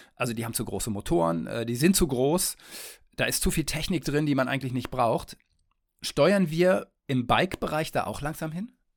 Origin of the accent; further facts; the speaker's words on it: Detmold, North Rhine-Westphalia, Germany; now in Kiel, Germany; in meine Heimat nach Detmold